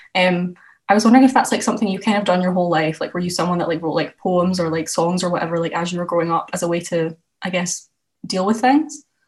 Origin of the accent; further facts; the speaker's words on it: Scotland, United Kingdom; now in Edinburgh, United Kingdom; i'm from scotland as well um and I think like moving away from home is something that's like had quite a big impact on me. I've moved from like the west coast to the east coast